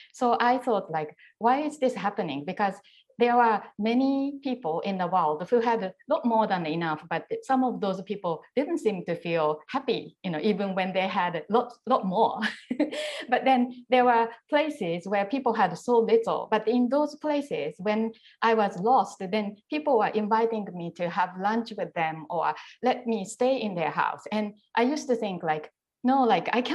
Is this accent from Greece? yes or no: no; Japan; also born or lived in Tokyo; when I was young and I grew up in Japan